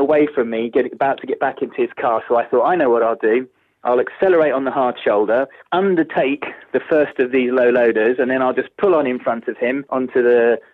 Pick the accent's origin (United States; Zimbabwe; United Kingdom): United Kingdom; England; I was English